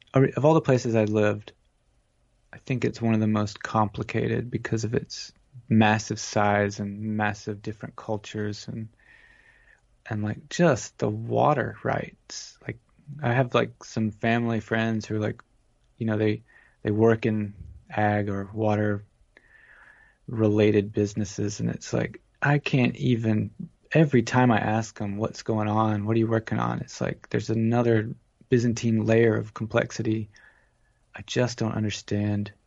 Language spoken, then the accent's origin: English; Georgia, United States; also born or lived in Atlanta, Georgia; now in California, United States; growing up in Georgia